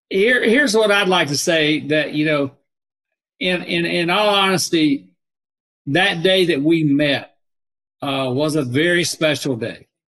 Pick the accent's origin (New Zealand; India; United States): United States; Troutman, North Carolina; I said, "Up around Charlotte area." I said, "Up in Troutman, North Carolina."